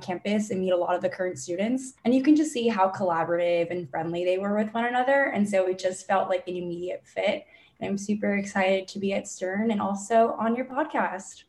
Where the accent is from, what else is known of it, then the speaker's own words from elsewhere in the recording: Miami, Florida, United States; moved away as an adult; now in New York, United States; I'm originally from Miami, Florida, born and raised